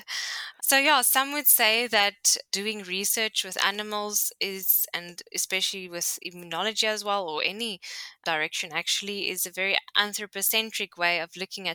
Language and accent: English; South Africa; moved away; we're both originally from South Africa.